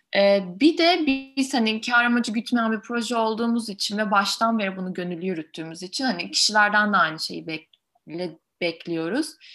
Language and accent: Turkish; Ankara, Turkey; moved away as an adult; also born or lived in France; ben Ankaralıyım normalde ama Fransa'da hukuk okudum.